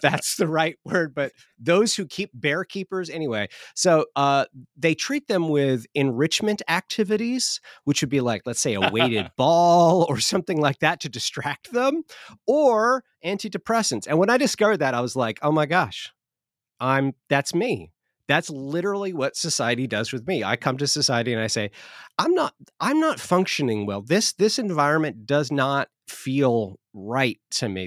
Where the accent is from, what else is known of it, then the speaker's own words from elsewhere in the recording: Southern California, United States; moved away as an adult; now in Oklahoma, United States; I'm from Southern California. The first 22, 23 years of my life, I lived there